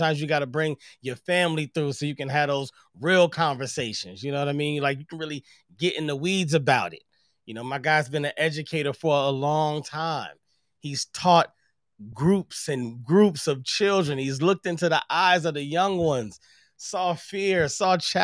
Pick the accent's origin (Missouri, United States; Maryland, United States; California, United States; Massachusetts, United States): Missouri, United States; St. Louis; now in Los Angeles, United States; I'm originally from St. Louis